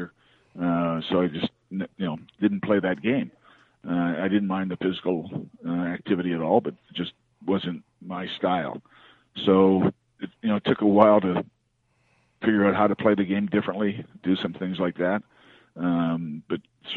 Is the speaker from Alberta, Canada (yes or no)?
no; British Columbia, Canada; moved away as an adult; I grew up in British Columbia